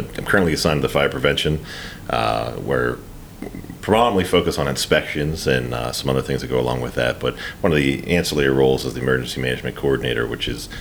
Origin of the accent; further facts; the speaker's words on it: Johnstown, Pennsylvania, United States; I'm from Johnstown